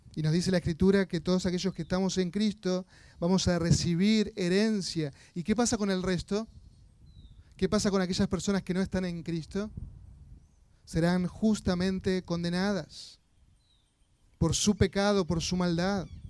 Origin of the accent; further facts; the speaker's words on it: Argentina; como argentinos estamos acostumbrados